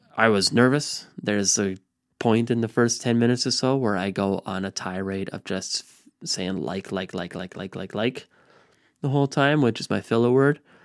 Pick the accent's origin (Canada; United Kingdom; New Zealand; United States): Canada; Lindsay, Ontario; myself and so many others that grow up in Lindsay